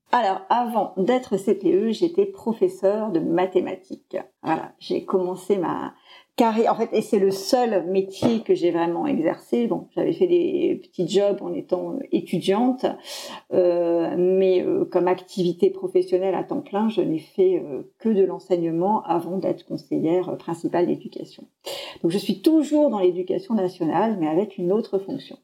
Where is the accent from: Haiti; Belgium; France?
France; Poitiers, Nouvelle-Aquitaine; je suis originaire de Poitiers